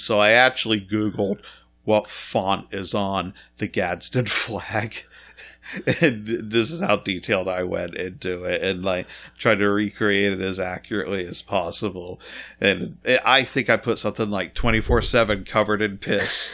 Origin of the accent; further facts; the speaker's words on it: Scotland, United Kingdom; I grew up in Scotland in the eighties